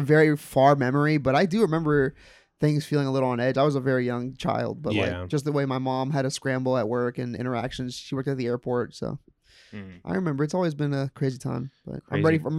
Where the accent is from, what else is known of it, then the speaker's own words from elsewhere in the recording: Tampa, Florida, United States; I remember growing up in Tampa and Hillsborough during the Bush Gore run